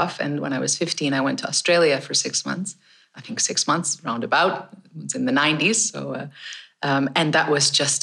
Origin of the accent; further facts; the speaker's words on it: Canada; I grew up in Canada